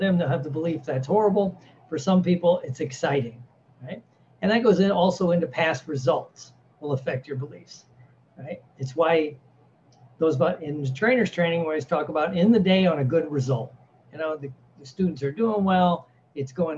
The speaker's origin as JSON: {"language": "English", "region": "Midwest", "country": "United States", "tie": "born or raised there", "said": "I was raised in the Midwest"}